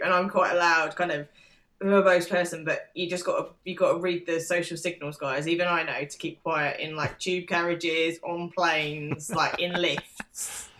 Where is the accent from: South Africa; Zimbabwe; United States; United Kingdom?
United Kingdom; England; and like, we are English.